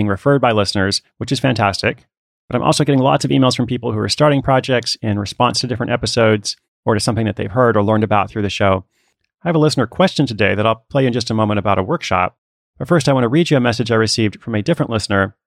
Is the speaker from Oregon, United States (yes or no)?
yes; Portland, Oregon, United States; I'm actually in Portland, Oregon, my hometown